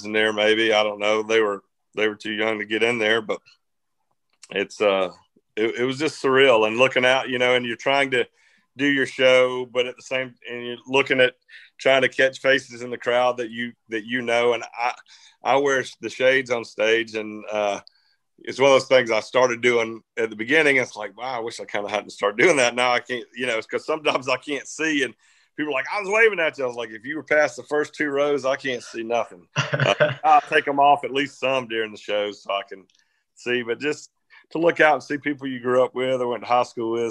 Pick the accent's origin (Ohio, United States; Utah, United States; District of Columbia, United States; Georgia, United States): Georgia, United States; Athens; my hometown